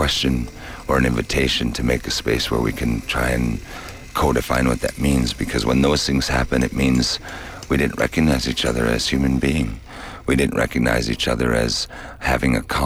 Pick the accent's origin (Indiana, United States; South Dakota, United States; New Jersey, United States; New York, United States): South Dakota, United States; Hermosa; I come from Hermosa, South Dakota